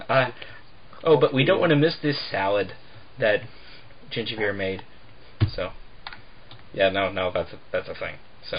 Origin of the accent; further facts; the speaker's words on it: United States; I mean, we're all American